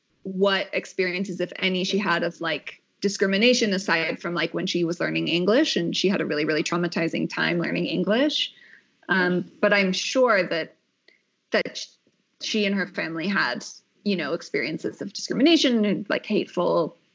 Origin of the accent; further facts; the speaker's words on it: Southern California, United States; moved away as an adult; also born or lived in Los Angeles / Orange County; now in Mexico; we were in LA and then, you know, in Orange County, we were in Southern California the whole time.